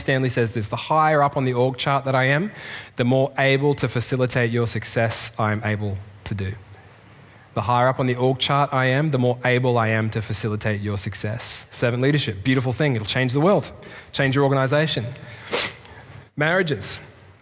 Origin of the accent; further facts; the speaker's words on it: Australia; moved away; As an Australian in the Commonwealth